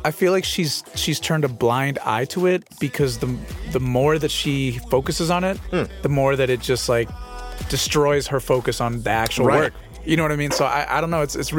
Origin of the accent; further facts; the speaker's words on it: Honduras; moved away; we're from Honduras. So she, like, you know, we grew up in a third world country.